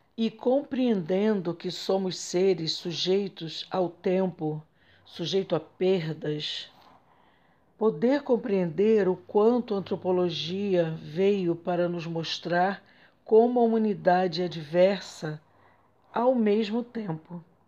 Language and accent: Portuguese; Belford Roxo, Rio de Janeiro, Brazil; Minha quebrada é Belfo Roxo, Baixada Fluminense, Rio de Janeiro